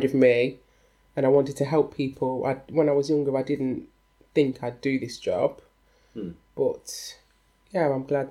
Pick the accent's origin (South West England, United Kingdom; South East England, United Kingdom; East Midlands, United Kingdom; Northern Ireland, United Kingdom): East Midlands, United Kingdom; Leicester; I'm from Leicester in England